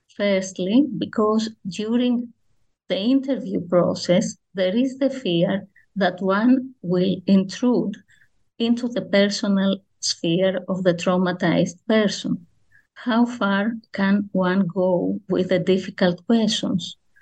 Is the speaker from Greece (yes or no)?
yes; Athens, Attica, Greece; I grew up in Athens